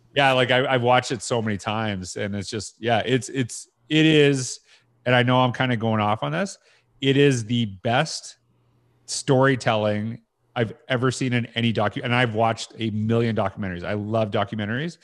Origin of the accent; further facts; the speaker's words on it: Canada; I'm Canadian